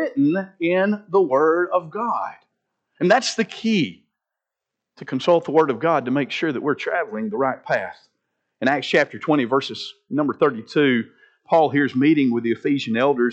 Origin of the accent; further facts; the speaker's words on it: Linden, Alabama, United States; Years ago, growing up in Linden